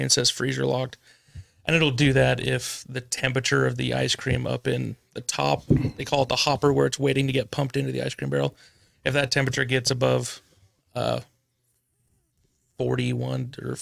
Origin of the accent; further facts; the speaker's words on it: Tooele, Utah, United States; also born or lived in Rush Valley, Utah / Saratoga Springs, Utah; I grew up in Tooele County, lived in Tooele and Rush Valley before moving out to Saratoga Springs